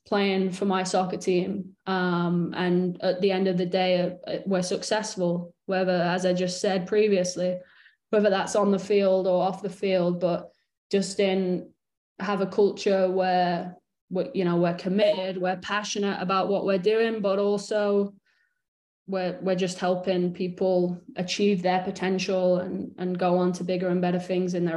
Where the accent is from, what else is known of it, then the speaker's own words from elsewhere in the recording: Morecambe, North West England, United Kingdom; now in United States; when I was growing up in Morecambe